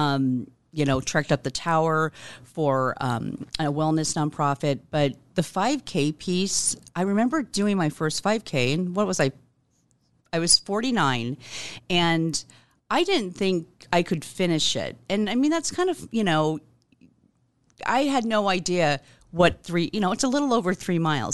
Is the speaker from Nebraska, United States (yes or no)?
yes; Omaha, Nebraska, United States; I was born here in Omaha, um, nineteen sixty-six, and, um, have been here all my life